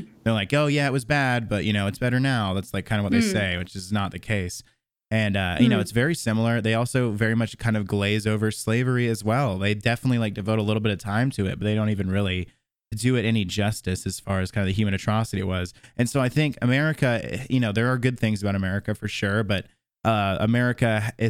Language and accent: English; Tallahassee, Florida, United States; also born or lived in Jacksonville; now in Nashville, United States; Born and raised in Tallahassee, and I spent 4 years in Jacksonville, and I just moved to Nashville like 4 months ago or something like that.